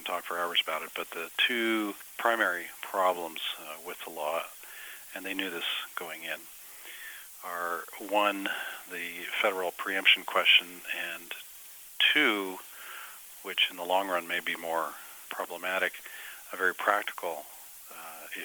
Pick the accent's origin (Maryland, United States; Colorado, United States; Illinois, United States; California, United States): Colorado, United States; Denver; also born or lived in San Antonio, Texas; now in Austin, United States; I am from Denver, Colorado, but now I'm living and practicing in Austin.